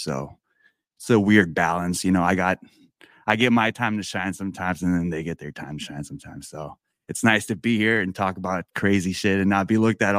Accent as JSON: {"language": "English", "country": "Philippines", "said": "I'm Filipino, and I don't know if you are familiar with any Filipinos in your circle or your community or in your audience"}